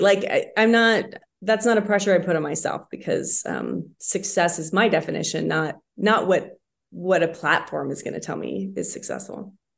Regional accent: Spokane, Washington, United States; now in Idaho, United States; I grew up in Spokane, so we spent lots of time in northern Idaho

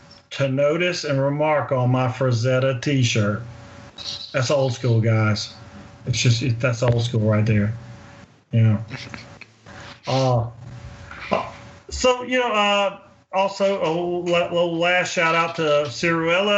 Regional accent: Winnsboro, Louisiana, United States; also born or lived in Monroe, Louisiana; My hometown is a very small town in Louisiana, about 45 minutes south of there, in Winnsboro

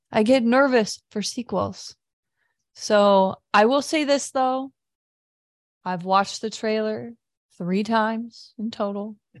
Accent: Midwest, United States; moved away as an adult; now in Washington, D.C. area, United States; being a Midwesterner

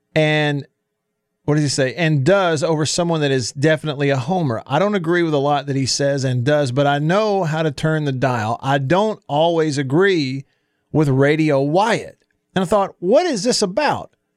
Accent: Tupelo, Mississippi, United States; my hometown of Tupelo

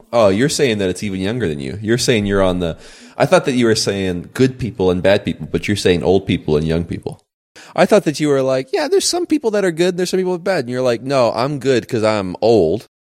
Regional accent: Colorado, United States; I grew up in Colorado. Maybe it's different.

